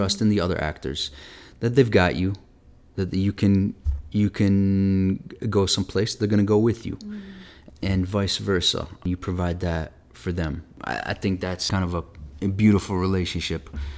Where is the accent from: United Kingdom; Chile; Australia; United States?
United States; Midwest; one of the first theaters you hear about growing up in the Midwest, if you're into theater at all.